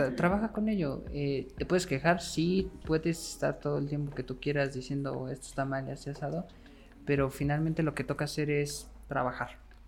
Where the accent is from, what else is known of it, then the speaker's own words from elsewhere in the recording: Mexico; nosotros como mexicanos